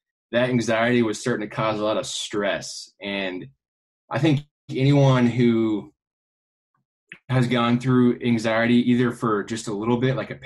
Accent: Kansas City, United States; I grew up in Kansas City

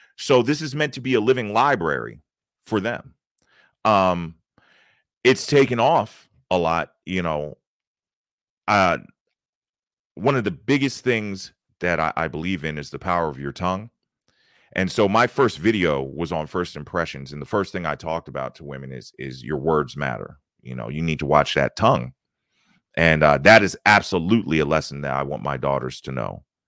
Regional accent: Baltimore, Maryland, United States; moved away as an adult; now in Atlanta, United States; I'm originally from Baltimore, Maryland. Uh, I grew up in Baltimore County, uh, just outside of the city of Baltimore

